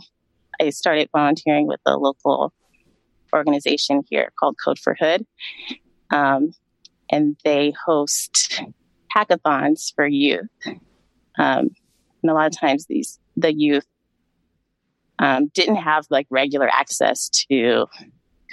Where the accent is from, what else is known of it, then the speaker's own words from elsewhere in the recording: Sacramento, California, United States; also born or lived in New York; I grew up in Sacramento, California. I was born and raised here.